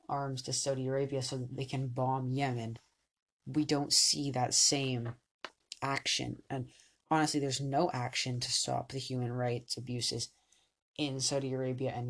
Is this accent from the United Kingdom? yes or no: no; Canada; I'm Canadian